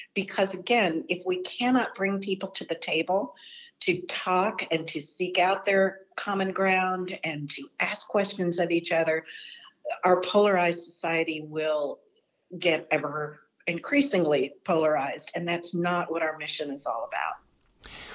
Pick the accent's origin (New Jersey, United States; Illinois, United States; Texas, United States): Texas, United States; moved away as an adult; now in Washington, United States; I worked in state government in my home state of Texas for the State Department of Education there